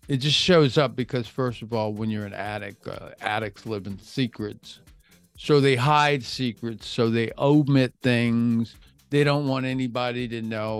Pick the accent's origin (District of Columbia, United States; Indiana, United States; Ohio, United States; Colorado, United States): District of Columbia, United States; Washington; now in Florida, United States; I live in Florida. We can grow palm trees here. I'm from Washington, D.C.